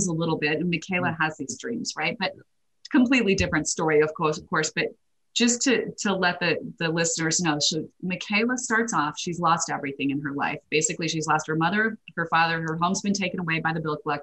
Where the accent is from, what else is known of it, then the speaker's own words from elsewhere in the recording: Idaho, United States; I'm a girl from Idaho, grew up with a lot of potatoes